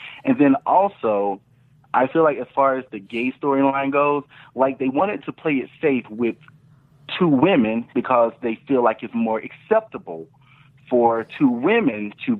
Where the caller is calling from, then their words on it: Austin, Texas, United States; Austin, Texas.